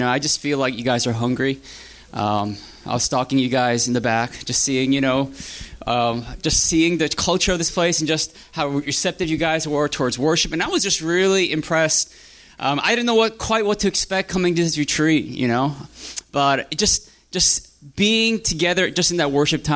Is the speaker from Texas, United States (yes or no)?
no; New Jersey, United States; my dad started a church back in New Jersey where I'm from. And I grew up in that church